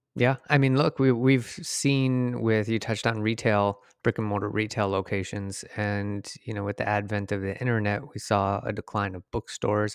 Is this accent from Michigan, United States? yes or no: yes; Detroit, Michigan, United States; moved away; I'm from Detroit originally